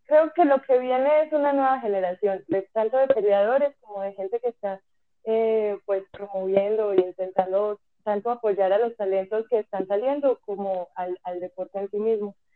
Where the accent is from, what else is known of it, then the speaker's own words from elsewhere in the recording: Colombia; moved away as an adult; now in Mexico; me fui de Colombia, llegué aquí a México sin nada, sin trabajo, sin dónde quedarme